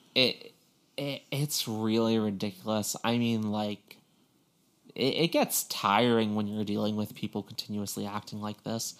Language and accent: English; Long Island, New York, United States; moved away; growing up on Long Island